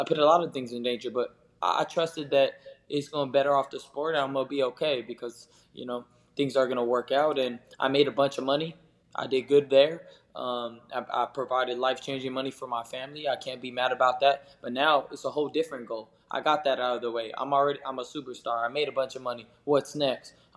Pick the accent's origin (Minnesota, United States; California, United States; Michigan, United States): California, United States; Southern; growing up in Southern California